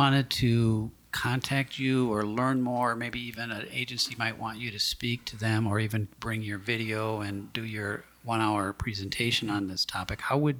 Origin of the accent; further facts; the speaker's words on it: St. Paul, Minnesota, United States; growing up in St. Paul, like I did